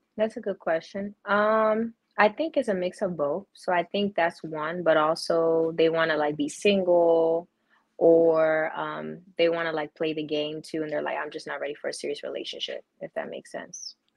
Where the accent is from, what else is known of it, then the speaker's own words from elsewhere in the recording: Maryland, United States; I'm from Maryland.